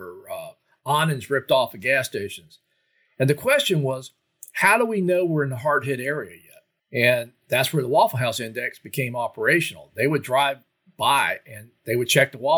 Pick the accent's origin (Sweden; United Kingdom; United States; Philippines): United States; Florida; growing up in Florida